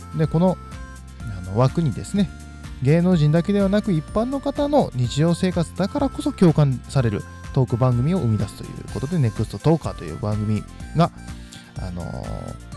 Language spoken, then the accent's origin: Japanese; Fukui, Japan; 地元の福井